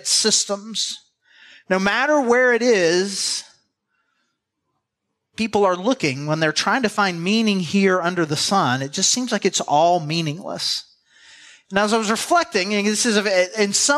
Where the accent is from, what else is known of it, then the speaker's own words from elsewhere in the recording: the South, United States; we're from the South